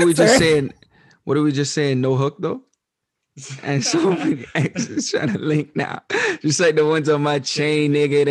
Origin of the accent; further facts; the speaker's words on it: Mississauga, Ontario, Canada; I'm always rep Mississauga. I'm not born in Toronto. I was never from Toronto. My cousins live in Toronto. My family lives in Toronto, sure. But I'm not from Toronto.